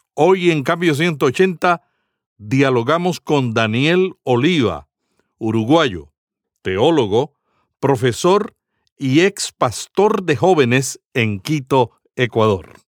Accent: Puerto Rico; En el Caribe, en Puerto Rico, le decimos las hermanitas del moño.

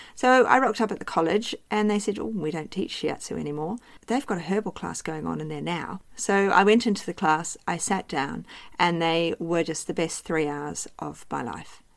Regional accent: New Zealand; moved away as an adult; also born or lived in United Kingdom / Cardiff / Bristol / London; now in Australia; I was born in New Zealand and I grew up there

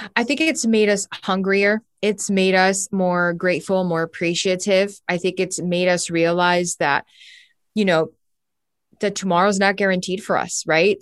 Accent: Miami, Florida, United States; moved away as an adult; now in Los Angeles, United States; I was born and raised in Miami, Florida.

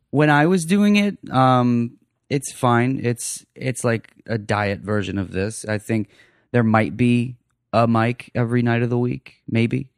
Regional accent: Phoenix, Arizona, United States; moved away as an adult; also born or lived in Ohio / Greenville, Ohio; now in Austin, United States; I was born in Ohio, raised in Phoenix

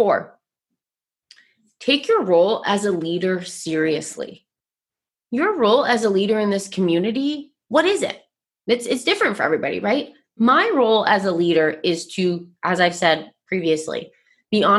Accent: Vermont, United States; I grew up, born and raised in Vermont, which is a very primarily white state

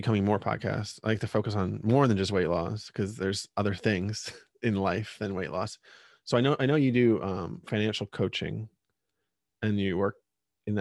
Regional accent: Pennsylvania, United States; I grew up in Pennsylvania, and there's a lot of old coal mining and steel

